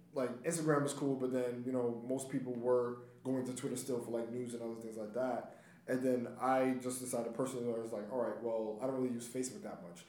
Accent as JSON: {"language": "English", "town": "New York City", "region": "New York", "country": "United States", "said": "I'm from Brooklyn"}